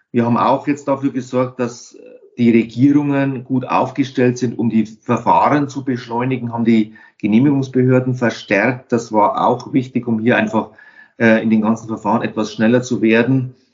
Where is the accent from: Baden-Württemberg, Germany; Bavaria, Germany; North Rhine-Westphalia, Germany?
Bavaria, Germany; In meiner Heimatregion gibt es die Stadtwerke Wunsiedel und dort einen Pionier, den dortigen Geschäftsführer, der den Wunsiedler Weg erfunden hat, den wir hier in der Region alle mitgehen wollen.